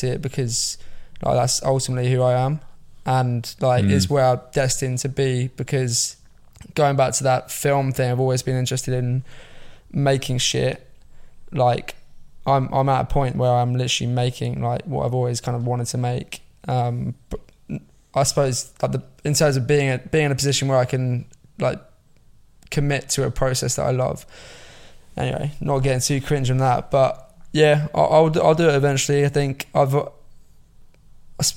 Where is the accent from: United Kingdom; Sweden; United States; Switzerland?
United Kingdom; near Watford, East of England; moved away as an adult; now in London, United Kingdom; I grew up like near Watford, so like kind of in a country-ish area